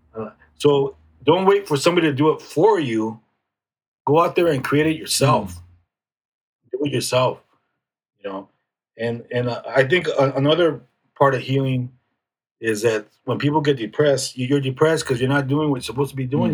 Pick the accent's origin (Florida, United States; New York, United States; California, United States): California, United States; National City; I grew up in National City